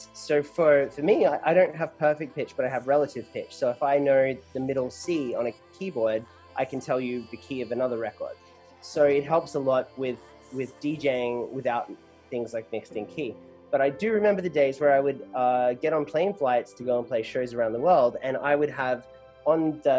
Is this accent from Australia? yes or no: yes; Australia; now in Los Angeles, United States; I used the word college here in America, but I grew up in Australia. I've been living in LA for 7 years now, hence the smooshed accent.